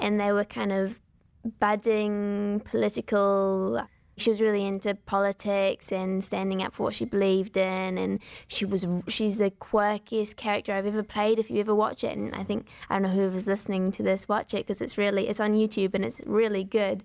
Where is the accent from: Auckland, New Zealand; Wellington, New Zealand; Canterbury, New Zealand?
Wellington, New Zealand; accent: New Zealand; We are from Wellington, which is the capital city